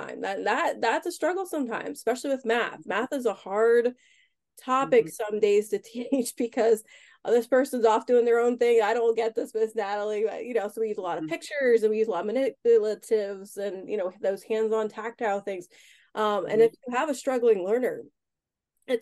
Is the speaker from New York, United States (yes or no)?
no; Harrisburg, Pennsylvania, United States; I grew up in the Harrisburg, PA area my whole life, went to college for 5 years, came back and just have never left